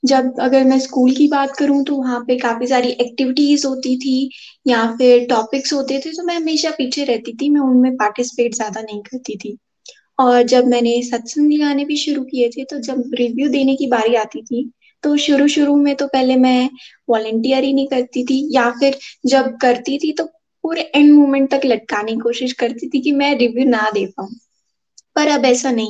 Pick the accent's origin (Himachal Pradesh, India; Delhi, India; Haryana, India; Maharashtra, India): Himachal Pradesh, India; Chamba; और मैं चंबा से हूँ